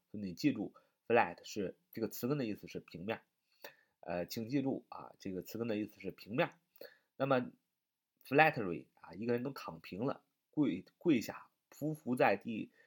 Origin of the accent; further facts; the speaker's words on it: China; 我们中国人民